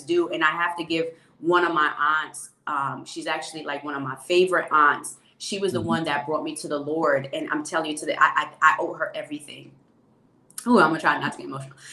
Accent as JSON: {"language": "English", "town": "Mount Vernon", "region": "New York", "country": "United States", "tie": "born or raised there", "also_born_or_lived": "Jamaica", "said": "I grew up in Mount Vernon, New York"}